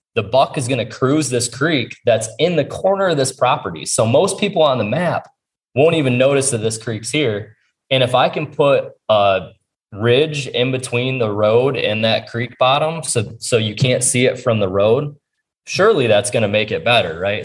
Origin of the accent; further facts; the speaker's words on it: Ohio, United States; it's my home state